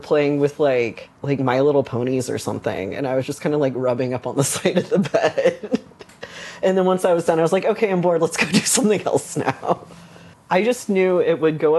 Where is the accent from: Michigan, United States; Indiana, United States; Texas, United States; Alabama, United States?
Texas, United States; Dallas; I grew up in a neighborhood that's kind of surrounded by Dallas, Texas, and it was very conservative